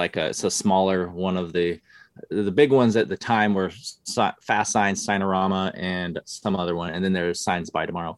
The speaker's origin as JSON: {"language": "English", "region": "Utah", "country": "United States", "tie": "born or raised there", "moved": "as an adult", "said": "I grew up in Utah"}